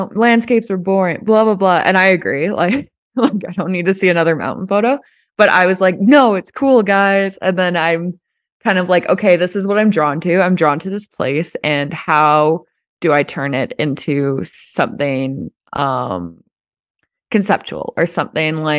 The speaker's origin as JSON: {"language": "English", "town": "Banff", "region": "Alberta", "country": "Canada", "tie": "born or raised there", "also_born_or_lived": "Vancouver", "said": "I still live in my hometown"}